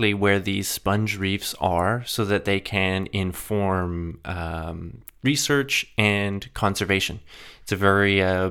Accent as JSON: {"language": "English", "region": "Alberta", "country": "Canada", "moved": "yes", "said": "I'm from Alberta originally, but have lots of family on the West Coast"}